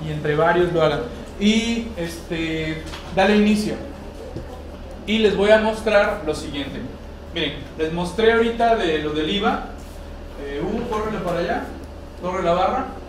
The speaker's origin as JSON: {"language": "Spanish", "country": "Mexico", "said": "nuestra idiosincrasia como mexicano"}